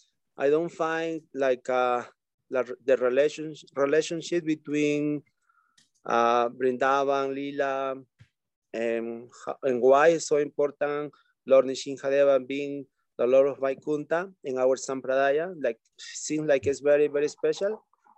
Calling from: Peru; I'm calling from Peru.

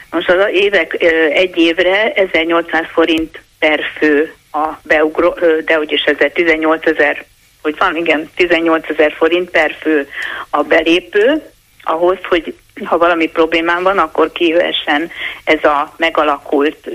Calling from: Pomáz, Pest, Hungary; Jó napot kívánok, Gergő, én Pomázról vagyok, egy érintett.

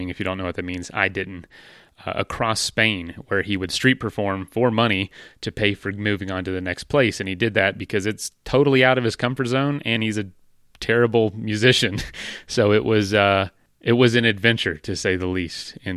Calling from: Denver, Colorado, United States; I'm I'm I'm coming from Denver, Colorado. That's home.

